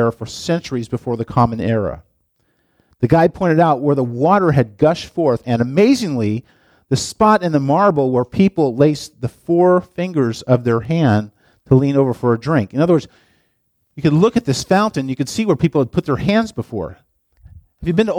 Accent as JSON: {"language": "English", "town": "Longview", "country": "United States", "tie": "born or raised there", "said": "I grew up in Longview, and Longview is a relatively new place"}